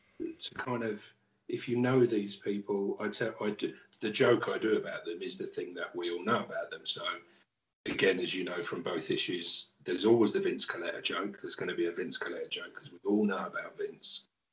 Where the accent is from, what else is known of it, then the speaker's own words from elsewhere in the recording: England, United Kingdom; Almost to the point where, especially because I grew up in England, those people, Stan, Jack, Bernie, Barry Smith, Jeff Jones, it's almost like they weren't people, they were gods.